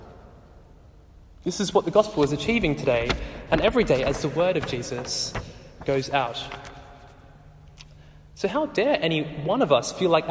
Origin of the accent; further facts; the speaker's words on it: Australia; Growing up in Australia as Sri Lankans